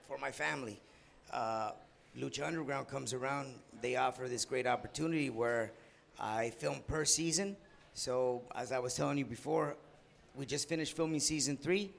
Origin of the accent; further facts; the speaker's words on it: San Diego, California, United States; the area code of my hometown, 619.